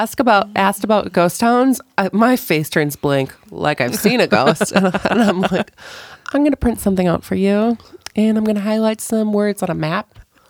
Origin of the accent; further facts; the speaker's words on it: Wisconsin, United States; now in Great Falls, United States; when I grew up in Wisconsin, who also has a lot of Native American history in it